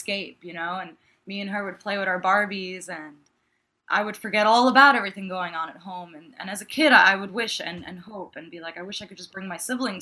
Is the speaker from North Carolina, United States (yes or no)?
no; New York, United States